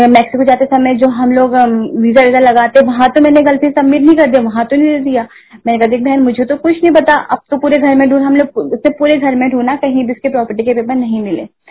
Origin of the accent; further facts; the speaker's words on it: Uttarakhand, India; मैं उत्तराखंड से हूँ